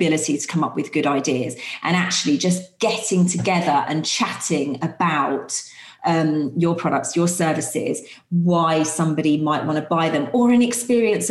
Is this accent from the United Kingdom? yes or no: yes; United Kingdom; we are so British